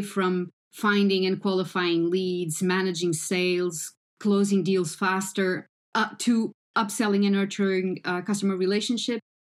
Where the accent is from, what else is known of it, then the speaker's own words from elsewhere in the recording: Portugal; I am Portuguese